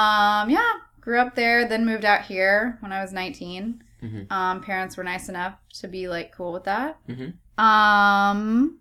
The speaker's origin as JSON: {"language": "English", "town": "Largo", "region": "Florida", "country": "United States", "tie": "born or raised there", "said": "Well, came from Florida. It's where I was born and raised."}